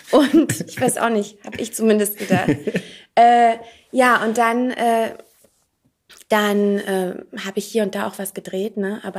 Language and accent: German; North Rhine-Westphalia, Germany; Aus der Nähe von Aachen.